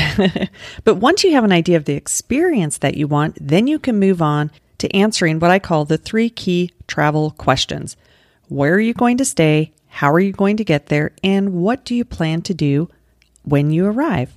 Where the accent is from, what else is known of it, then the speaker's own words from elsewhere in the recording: Denver, Colorado, United States; now in Florida, United States; I grew up in Denver